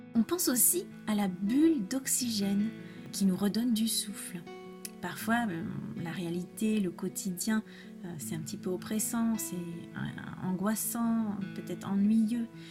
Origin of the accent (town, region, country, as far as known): France; first language French; moved away as an adult; also born or lived in Spain